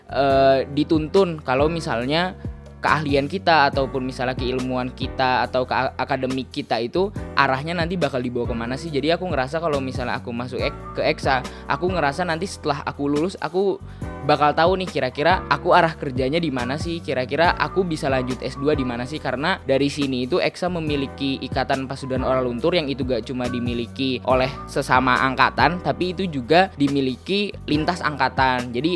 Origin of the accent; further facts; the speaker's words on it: Bogor, West Java, Indonesia; Aku asal dari Bogor, Jawa Barat di situ juga aku lahir.